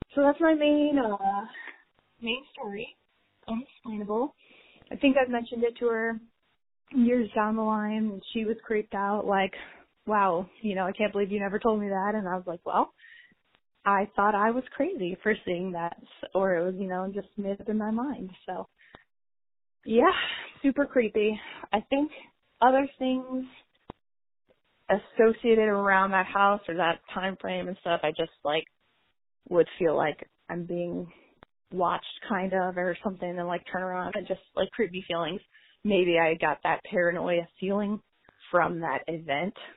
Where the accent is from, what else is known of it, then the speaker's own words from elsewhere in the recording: St. Louis area, Jefferson County, Missouri, United States; I am from San Luis area, Jefferson County area specifically